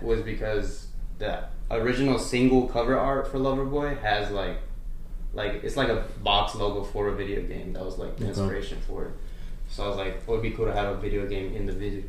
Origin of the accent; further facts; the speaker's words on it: El Paso, Texas, United States; also born or lived in Arlington, Texas; I'm from El Paso, Texas, and then, I mean, moved to Arlington